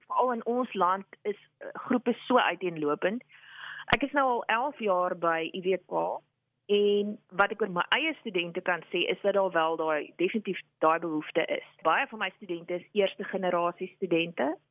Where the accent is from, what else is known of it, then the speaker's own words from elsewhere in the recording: Upington, Northern Cape, South Africa; moved away; ek het groot geword in Appington in die Noord-Kaap